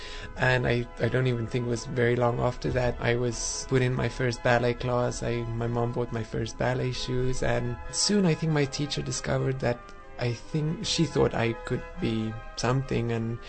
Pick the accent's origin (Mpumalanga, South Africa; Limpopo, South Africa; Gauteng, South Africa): Gauteng, South Africa; Johannesburg; now in Hong Kong; Well, I'm from Johannesburg, a farm, little countryside home. I was in an Afrikaans school